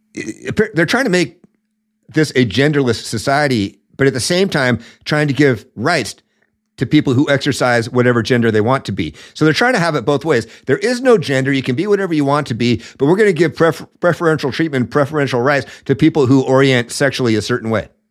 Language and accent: English; the Northwest, Washington, United States; I was I was raised, born and raised in the Northwest